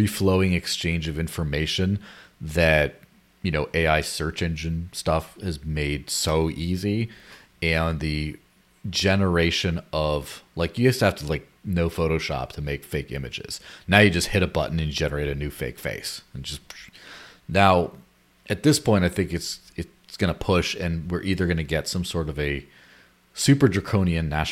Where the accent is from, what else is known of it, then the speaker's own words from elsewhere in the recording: Mexico; moved away; my childhood growing up in Mexico